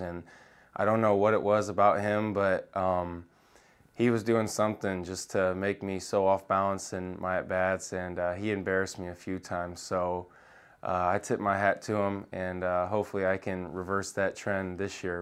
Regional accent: Indiana, United States; I grew up in Indiana

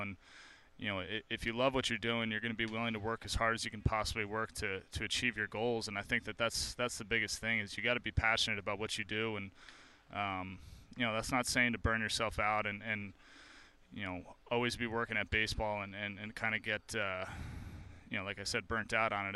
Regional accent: New Jersey, United States; moved away; I grew up in New Jersey

